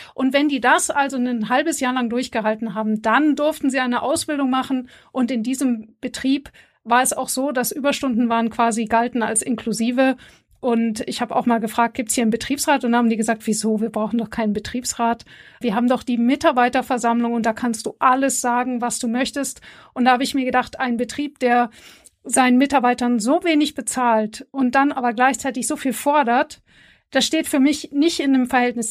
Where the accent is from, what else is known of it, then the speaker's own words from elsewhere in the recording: Bavaria, Germany; ich komme ja aus Bayern